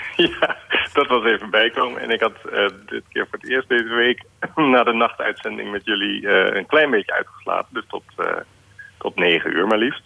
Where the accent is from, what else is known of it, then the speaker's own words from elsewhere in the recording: Alphen aan den Rijn, South Holland, Netherlands; in Alfa aan de Rijn, waar ik ben opgegroeid